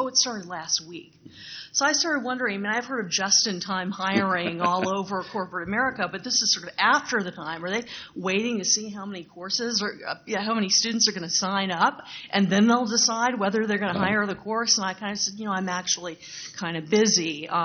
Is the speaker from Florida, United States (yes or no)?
no; Lafayette, Louisiana, United States; moved away; my hometown of, I'll just say it, Lafayette, Louisiana